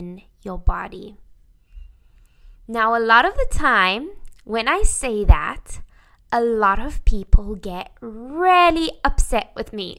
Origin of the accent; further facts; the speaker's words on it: South Africa; I grew up in South Africa